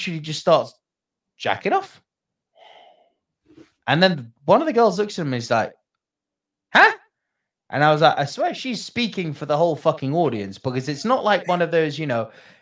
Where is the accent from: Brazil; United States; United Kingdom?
United Kingdom; I'm a Brit here.